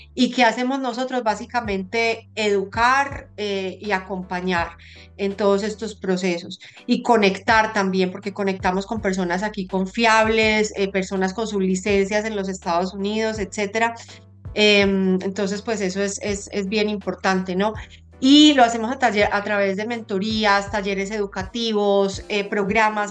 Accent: Colombia; moved away as an adult; now in United States; Yo, yo siempre fui súper apegada a mi tierra. Em, y, Colombia, pues amo muchísimo a mi país

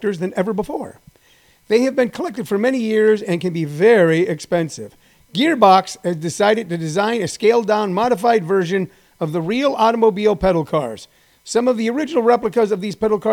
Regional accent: Missouri, United States; In my neighborhood where I grew up in Hal Springs, Missouri

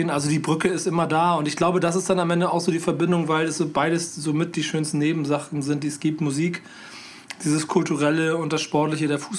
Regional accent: Hamburg, Germany; ich bin ja Hamburger

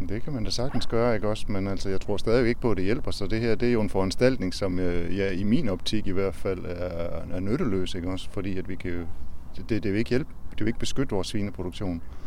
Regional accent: Aarhus, Central Denmark Region, Denmark; Vi kommer fra Aarhus

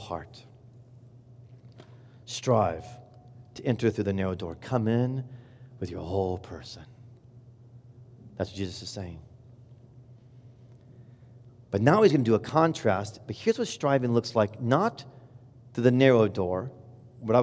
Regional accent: Indiana, United States; I'm from Indiana and I love Indiana

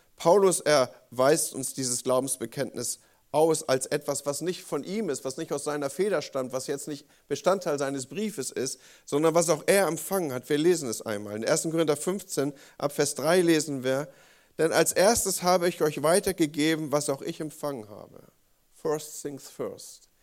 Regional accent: Northern Germany, Germany; als Norddeutscher, nordisch by nature

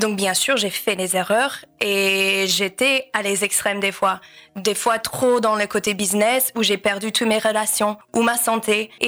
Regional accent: United States; accent: American; French is a second language; moved away as an adult; also born or lived in France; je suis américaine, donc c'est pour ça il y a un petit accent

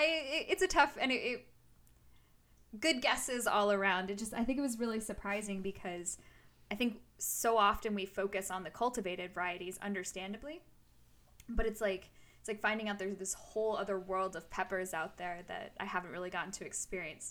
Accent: United States; as an American

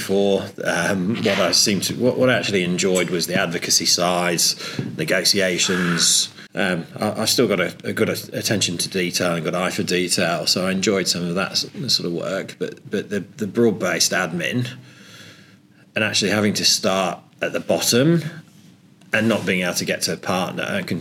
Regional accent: Nottingham, East Midlands, United Kingdom; which was my hometown

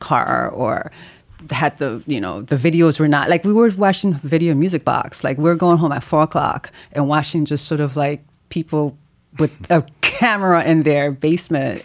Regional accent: New York City, New York, United States; also born or lived in Haiti; I'm from Haiti. I grew up in Brooklyn

